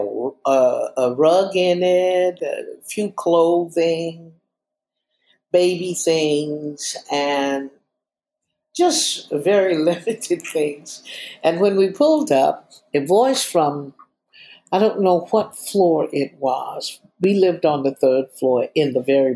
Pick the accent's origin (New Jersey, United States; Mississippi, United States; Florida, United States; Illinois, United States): Florida, United States; Fort Pierce; moved away; also born or lived in Chicago; I'm from Fort Pierce, Florida. I was born there